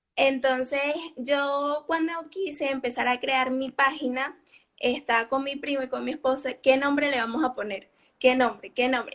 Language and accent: Spanish; Barquisimeto, Lara, Venezuela; now in Almería, Spain; Yo soy de Venezuela, Barquisimeto, Guara.